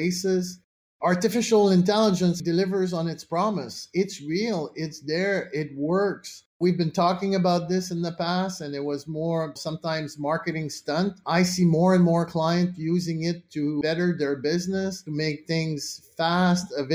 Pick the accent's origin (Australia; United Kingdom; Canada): Canada; as a Canadian